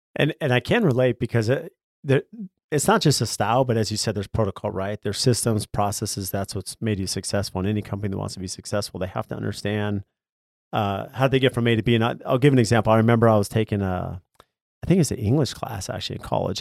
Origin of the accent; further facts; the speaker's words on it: San Diego, California, United States; I grew up in California, in San Diego